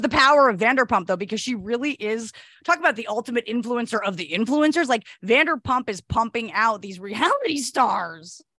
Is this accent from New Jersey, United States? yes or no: yes; New Jersey, United States; also born or lived in Upper West Side, New York City; now in New York City, United States; I'm from New Jersey, from the Tri-State area